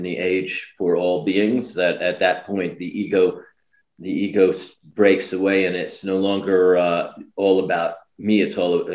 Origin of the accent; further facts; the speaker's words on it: New York, United States; I was born in New York, Manhattan General Hospital